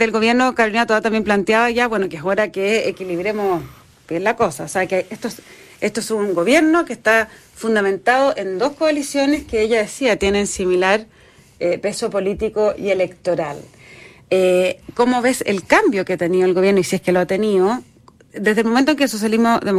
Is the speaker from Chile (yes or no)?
yes; Chile; Pero el punto es que no somos argentinos.